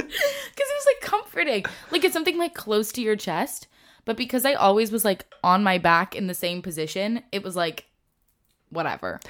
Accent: Nyack, New York, United States; moved away as an adult; I'm from Nyack

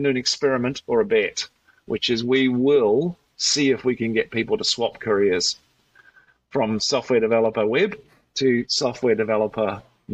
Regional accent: New Zealand; accent: Kiwi; now in Australia; So I'm a Kiwi, so the word's hard to say.

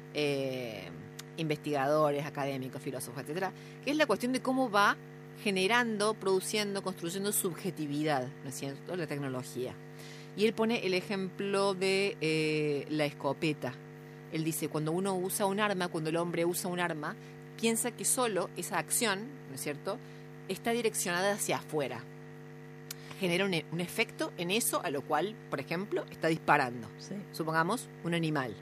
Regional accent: La Plata, Buenos Aires Province, Argentina; soy de La Plata.

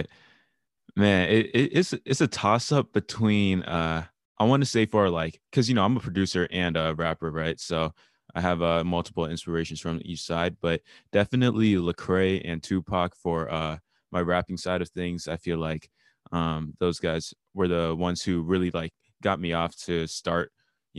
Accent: Atlanta, Georgia, United States; I'm from Atlanta also.

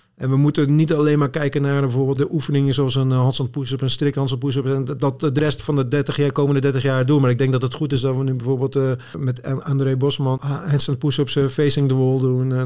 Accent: Zwijndrecht, South Holland, Netherlands; moved away as an adult; also born or lived in Rotterdam / Goes / Apeldoorn; ik ben geboren en getogen in Zwijndrecht

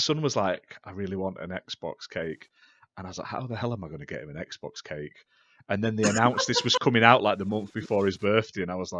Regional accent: United Kingdom; I'm British and from the UK

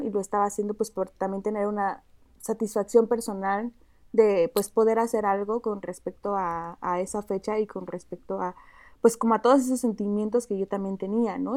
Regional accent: Oaxaca, Mexico; Yo soy originaria de Oaxaca

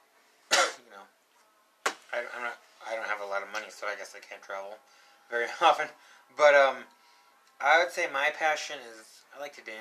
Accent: Colorado, United States; I was born here in Colorado, and so I've always been here in the West.

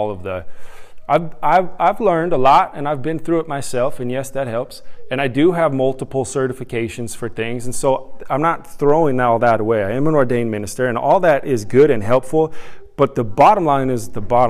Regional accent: Utah, United States; also born or lived in California / San Diego, California; now in Carrollton, United States; At the age of 10, we moved from California to Utah.

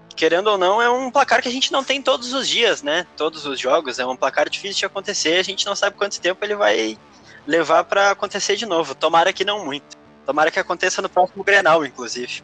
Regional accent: Porto Alegre, Rio Grande do Sul, Brazil; sou um coloradaço de Porto Alegre, moro bem pertinho do Beira-Rio

